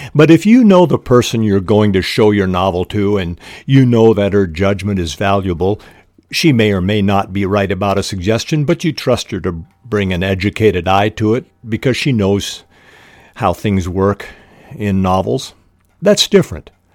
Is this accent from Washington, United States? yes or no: yes; Spokane, Washington, United States; I was raised in Spokane, Washington, the Lilac City